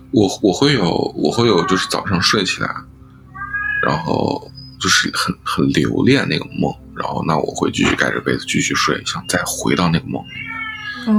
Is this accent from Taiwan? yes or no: no; Taiyuan, Shanxi, China; moved away as an adult; now in London, United Kingdom; 我是出生于山西省太原市，然后就是一个比较，比较算是内陆的一个省会城市吧